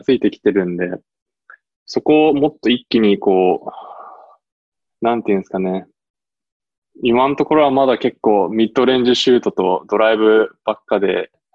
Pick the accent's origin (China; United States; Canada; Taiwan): United States; also born or lived in Japan; now in Maine, United States; 自分もアメリカ育ちなんで